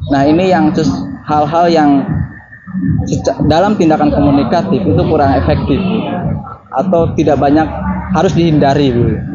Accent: West Java, Indonesia; saya orang Sunda tapi dengan orang Jerman misalkan

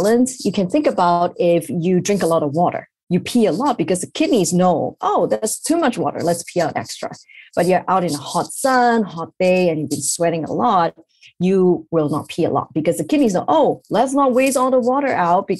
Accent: Malaysia; moved away as an adult; also born or lived in Ireland / Pennsylvania, United States; now in New York, United States; I'm from Malaysia originally

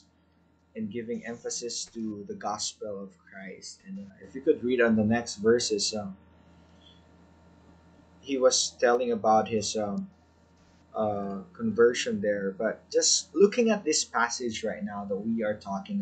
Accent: Philippines; being a Filipino, we are very hospitable

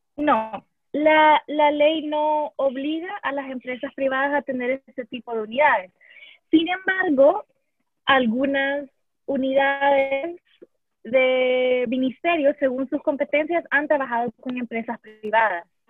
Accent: El Salvador; puedo hablar como feminista salvadoreña

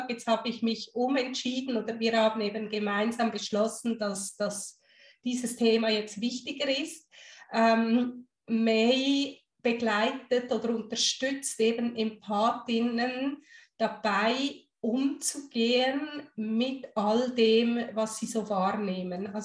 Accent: Guatemala; born there; Ich habe ja italienische Wurzeln, ich habe deutsche Wurzeln, ich bin in Guatemala geboren.

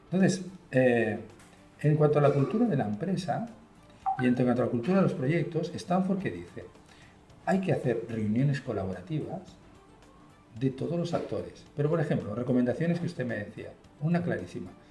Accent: Spain; accent: Spanish; moved away as an adult; also born or lived in Chile; yo tengo mucho acento español

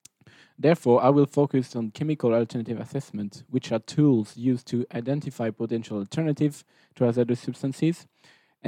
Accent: France; moved away as an adult; now in Stockholm, Sweden; I come from France

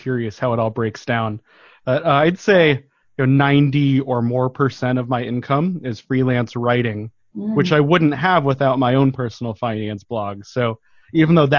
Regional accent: Denver, Colorado, United States; moved away as an adult; also born or lived in Portland; now in Southern California, United States; I grew up in Denver

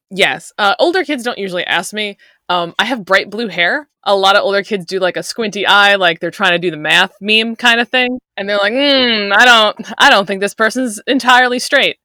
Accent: Long Island, New York, United States; I'm from Long Island

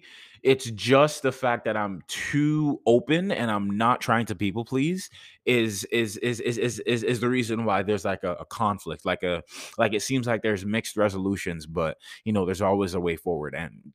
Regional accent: Jamaica; like I'm from Jamaica, right? No, it's the fact that throughout my time here, like even when I was living in Jamaica, like I legit had people

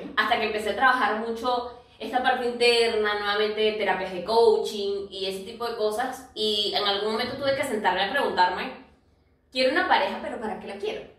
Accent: Venezuela; now in Lima, Peru; nosotras somos venezolanas, aunque actualmente vivimos en Lima, Perú

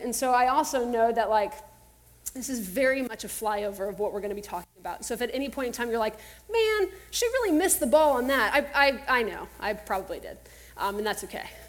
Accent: Texas, United States; growing up in Texas

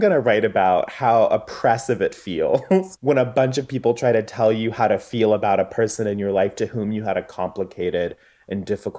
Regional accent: the South, United States; I'm from the South.

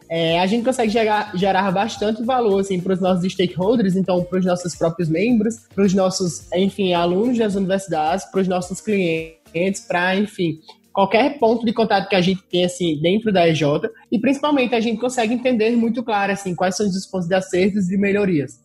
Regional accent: interior of Rio Grande do Norte, Brazil; eu sou potiguar, sou lá do interior do Rio Grande do Norte.

